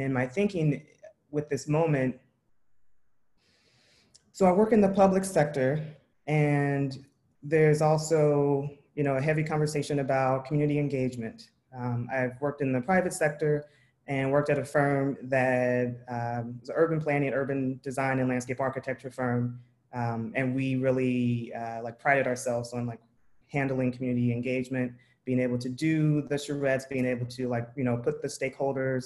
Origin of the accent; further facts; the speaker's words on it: Tulsa, Oklahoma, United States; I grew up in Tulsa, Oklahoma